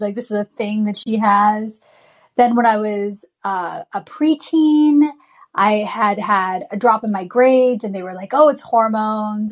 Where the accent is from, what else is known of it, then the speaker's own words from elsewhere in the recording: United States; a brown girl growing up in America